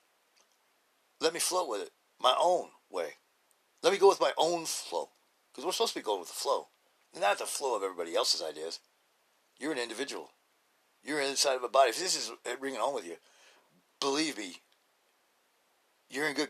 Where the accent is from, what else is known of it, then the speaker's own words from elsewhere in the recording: Idaho, United States; I'm from Idaho